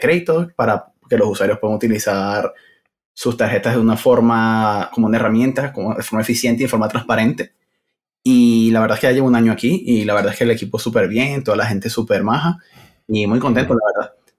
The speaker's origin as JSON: {"language": "Spanish", "country": "Venezuela", "moved": "as an adult", "lives_now": "Madrid, Spain", "said": "Originalmente soy de Venezuela"}